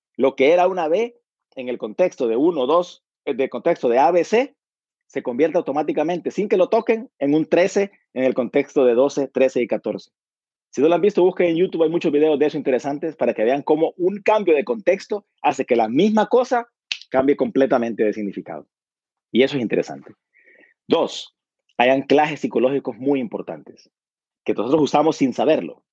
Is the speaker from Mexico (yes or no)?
no; Honduras; Yo soy de Honduras